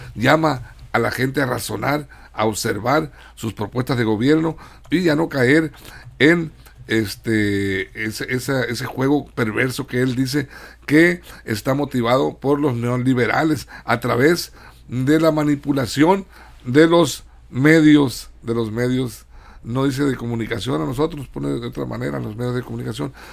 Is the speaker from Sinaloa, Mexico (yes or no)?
yes; Sinaloa, Mexico; Estamos muy orgullosos los sinaloenses, somos el granero de México